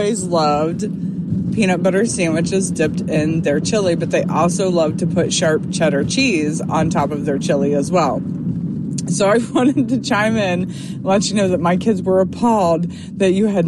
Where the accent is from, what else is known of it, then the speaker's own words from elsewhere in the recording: Ohio, United States; We're from Ohio as well